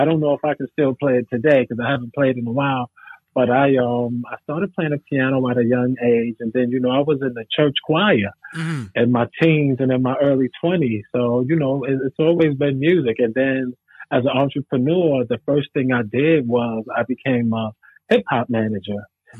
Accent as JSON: {"language": "English", "town": "Brooklyn", "region": "New York", "country": "United States", "tie": "born or raised there", "said": "Brownsville, Brooklyn."}